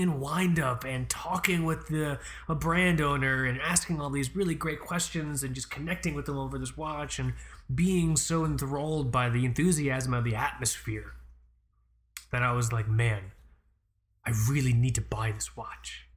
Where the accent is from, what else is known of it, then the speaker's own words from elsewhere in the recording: Florida, United States; I'm from Florida. I don't know a goddamn thing outside of Florida